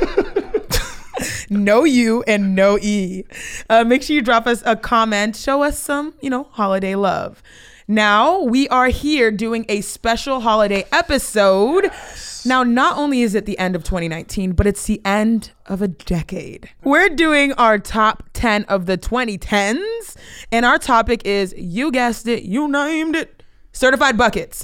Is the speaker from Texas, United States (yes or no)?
yes; Houston, Texas, United States; your girl is from the two eight one, the seven one three, the eight three two.